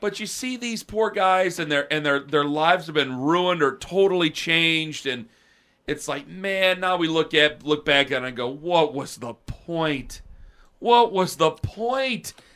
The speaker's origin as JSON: {"language": "English", "town": "Canton", "region": "Ohio", "country": "United States", "tie": "born or raised there", "said": "in my neighborhood, like, I'm from Canton"}